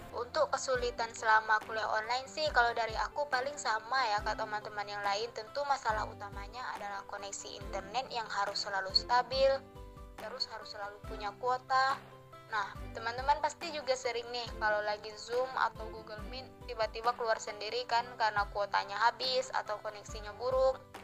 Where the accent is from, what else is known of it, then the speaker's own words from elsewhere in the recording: Jambi, Indonesia; moved away as an adult; now in Semarang, Indonesia; aku asli Jambi